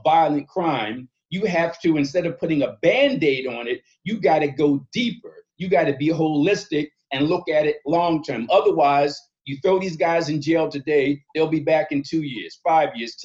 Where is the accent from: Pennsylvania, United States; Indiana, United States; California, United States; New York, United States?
Pennsylvania, United States; Philadelphia; I was born and raised in North Philly to a single mother